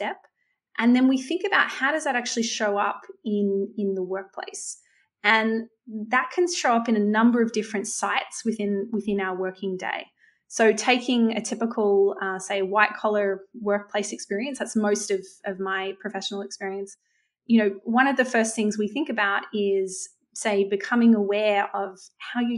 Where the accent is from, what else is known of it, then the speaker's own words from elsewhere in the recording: Australia; I'm Australian